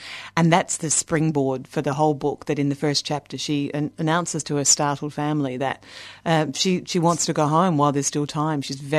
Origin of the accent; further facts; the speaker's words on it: Australia; moved away as an adult; now in Dublin, Ireland; Well, at the moment, I live in Dublin, in Ireland, but here's my voice, so I'm very Australian still.